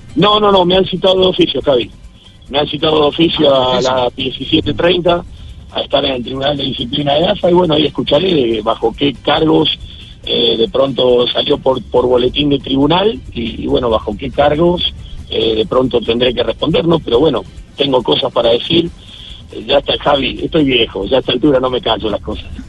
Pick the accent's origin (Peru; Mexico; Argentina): Argentina; como argentino